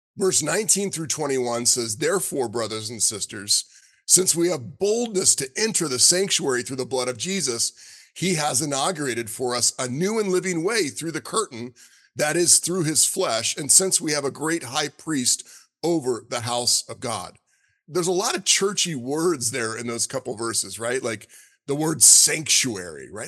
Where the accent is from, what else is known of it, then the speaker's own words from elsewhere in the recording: South Florida, United States; moved away; also born or lived in Alabama; growing up in South Florida and going to Alabama